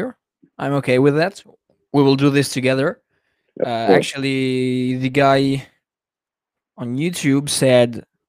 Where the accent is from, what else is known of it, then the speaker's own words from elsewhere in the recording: Albania; now in Italy; Yeah, but I'm not Italian. I'm actually from Albania. So I live in Italy since 2012, but I've lived in Albania since I was born.